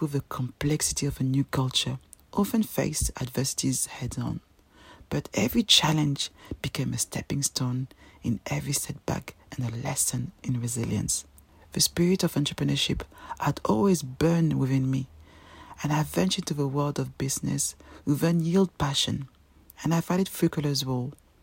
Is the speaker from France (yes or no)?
yes; Paris, Île-de-France, France; English is a second language; moved away as an adult; also born or lived in Cameroon (ancestry); now in London, United Kingdom; I'm a proud African Cameroonian woman, born and raised in Paris